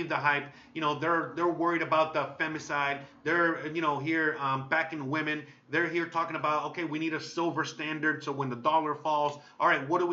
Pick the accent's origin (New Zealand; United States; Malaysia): United States; moved away as an adult; now in Mexico; Born and raised in America